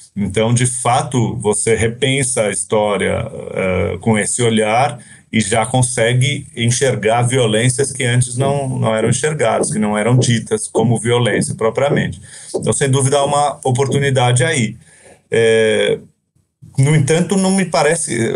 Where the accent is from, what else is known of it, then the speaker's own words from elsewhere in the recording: Brazil; passei a minha vida inteira aqui no Brasil quase